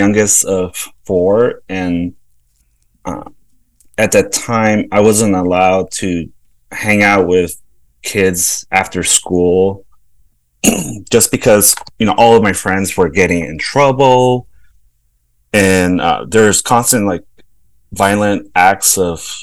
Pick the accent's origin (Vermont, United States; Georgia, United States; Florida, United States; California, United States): California, United States; Los Angeles; moved away as an adult; also born or lived in El Salvador / New York City / San Francisco; now in Kansas City, United States; I grew up in South Central